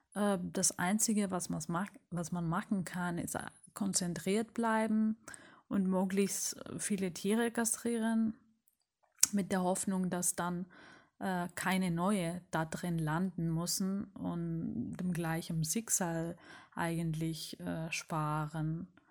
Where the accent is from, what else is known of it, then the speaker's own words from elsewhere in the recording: Rhodes, South Aegean, Greece; Ich bin auf Rhodos geboren